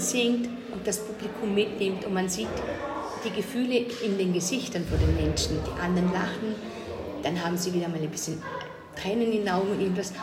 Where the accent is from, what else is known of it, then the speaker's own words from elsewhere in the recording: Lustenau, Vorarlberg, Austria; Ich komme aus Vorarlberg und das in, zwar in Lohnau, aus Lustenau, das ist an der Schweizer Grenze